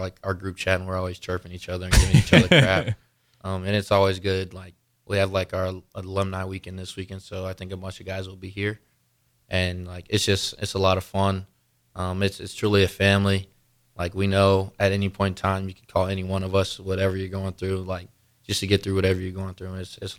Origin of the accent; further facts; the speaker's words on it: North Carolina, United States; No, so I was born in North Carolina. So okay. I lived there since I was 8, so we got a little bit of snow.